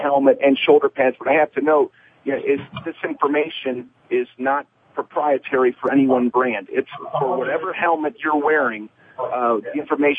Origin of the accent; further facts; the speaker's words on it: Northeast Ohio, United States; I grew up in Northeast Ohio